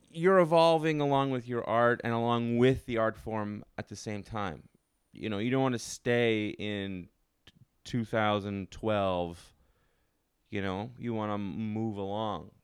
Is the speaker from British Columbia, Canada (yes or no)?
no; Ottawa, Ontario, Canada; now in New York, United States; I'm not from Toronto, but I'm from, I'm from Ottawa.